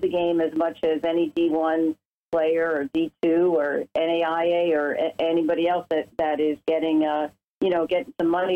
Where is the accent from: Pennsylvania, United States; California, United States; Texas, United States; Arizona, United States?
Pennsylvania, United States; Bethlehem; I grew up in Bethlehem